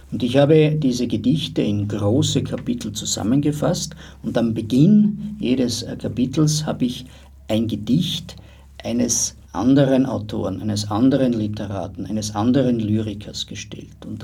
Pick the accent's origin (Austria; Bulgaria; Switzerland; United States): Austria; Styria; Ich habe mich persönlich nie immer so als Österreicher besonders gesehen, schon, ja, also man ist schon Österreicher oder als Steirer oder was auch immer oder als Grazer, als Brucker, was du willst